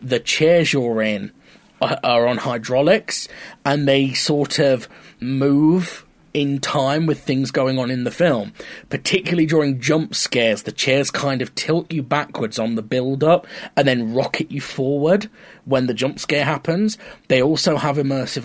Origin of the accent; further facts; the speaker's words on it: Mansfield, East Midlands, United Kingdom; moved away as an adult; also born or lived in Lincoln; now in Southend, United Kingdom; My hometown, Mansfield, only has an Odeon